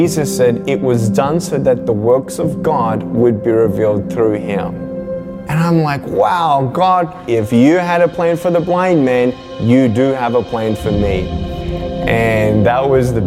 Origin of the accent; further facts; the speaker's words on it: Melbourne, Victoria, Australia; I was born in Melbourne, Australia, 1982